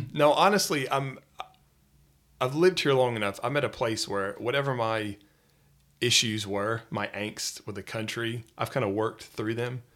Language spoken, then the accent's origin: English; Atlanta, Georgia, United States; moved away as an adult; now in Wales, United Kingdom; originally I'm from the Metro Atlanta area in Georgia, so in the United States, in the South